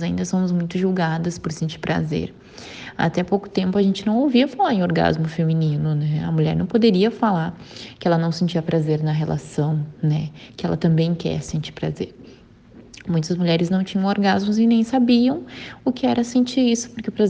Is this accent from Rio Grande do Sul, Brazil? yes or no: yes; Porto Alegre, Rio Grande do Sul, Brazil; eu tenho 25 anos e sou da cidade de Porto Alegre.